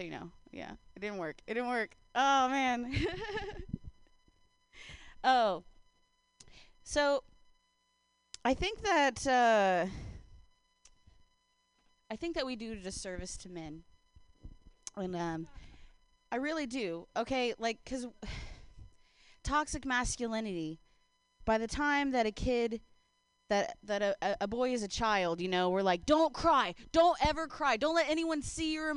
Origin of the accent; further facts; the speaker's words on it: Ohio, United States; now in San Francisco, United States; I grew up in Ohio